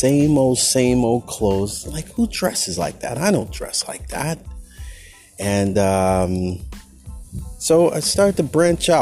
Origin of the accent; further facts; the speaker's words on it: Berkeley, California, United States; Berkeley, my hometown